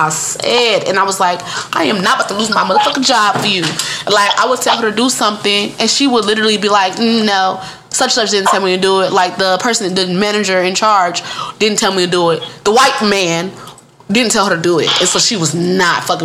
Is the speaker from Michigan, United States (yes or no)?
yes; Detroit, Michigan, United States; moved away as an adult; now in Georgia, United States; I am from Michigan. I'm from the Midwest. I'm from Detroit.